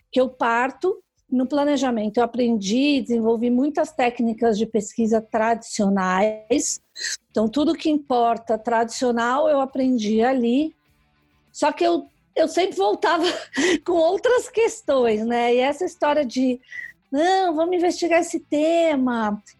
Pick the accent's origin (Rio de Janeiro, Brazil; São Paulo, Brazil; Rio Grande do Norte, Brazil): São Paulo, Brazil; Eu sou aqui de São Paulo, né?